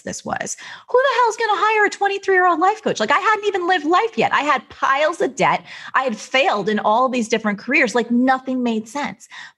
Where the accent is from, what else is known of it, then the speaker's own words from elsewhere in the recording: New Jersey, United States; I'm from Jersey